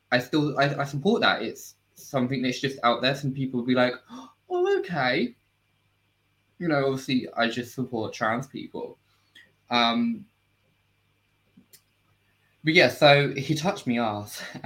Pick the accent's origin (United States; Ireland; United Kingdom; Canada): United Kingdom; I'm British, so we like to cuss.